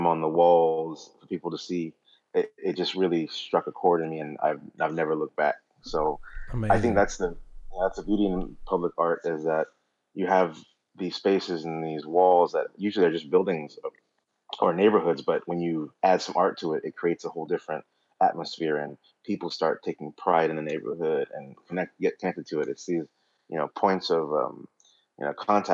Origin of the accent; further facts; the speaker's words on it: San Jose, California, United States; moved away as an adult; also born or lived in Philippines; San Jose, where I grew up